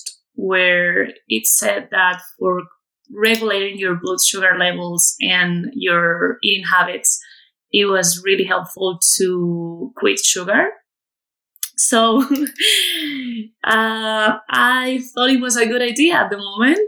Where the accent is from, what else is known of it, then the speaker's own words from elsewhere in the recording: Community of Madrid, Spain; moved away as an adult; I'm originally from Madrid in Spain, where I'm currently living. I've been living abroad for quite a few years, actually, and I came back to my hometown, which is about half an hour away from Madrid